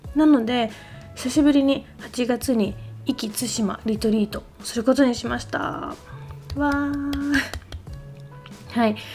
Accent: Niigata, Japan; 私の地元の新潟

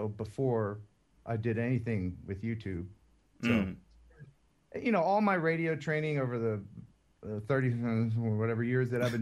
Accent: Philadelphia, Pennsylvania, United States; also born or lived in West Tennessee; now in Tennessee, United States; I'm not from Tennessee. I'm originally from Philadelphia.

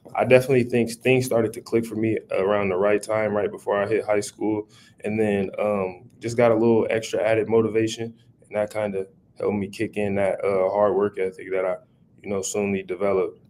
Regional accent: Omaha, Nebraska, United States; Omaha Talk in my hometown

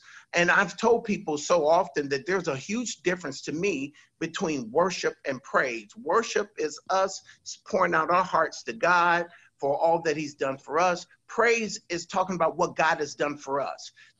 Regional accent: California, United States; now in Virginia, United States; when I came from Southern California to come to Virginia

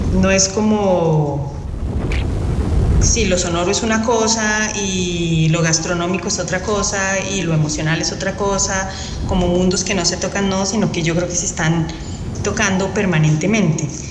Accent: Colombia; soy compositora colombiana

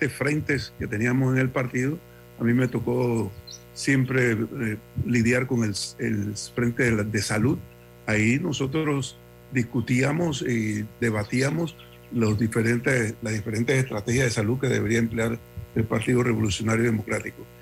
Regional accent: Panama; como panameños

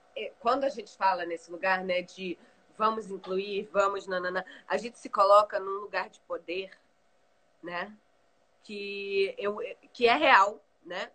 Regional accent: Brazil; also born or lived in London; Eu, enquanto brasileira, estudando história

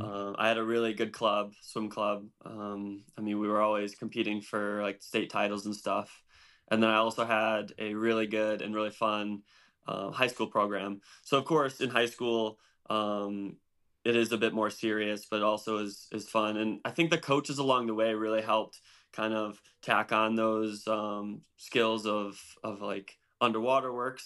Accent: DeKalb, Illinois, United States; I grew up in a town called DeKalb. It's an hour straight west um, on 88 outside of Chicago.

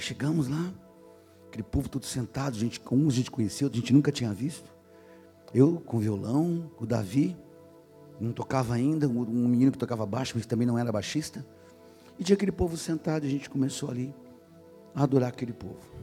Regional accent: São Paulo, Brazil; Era músico da, em São Paulo, eu sou paulistano, da noite paulista

